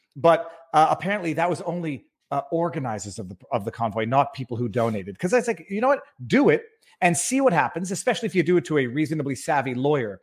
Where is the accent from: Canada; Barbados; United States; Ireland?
Canada; I'm Canadian people, but I am in Florida